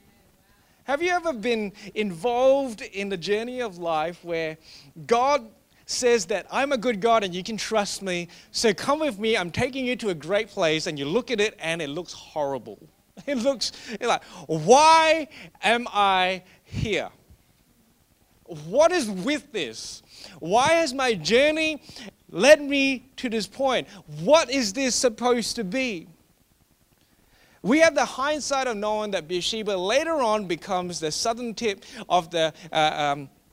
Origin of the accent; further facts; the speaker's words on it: Australia; I love being Australian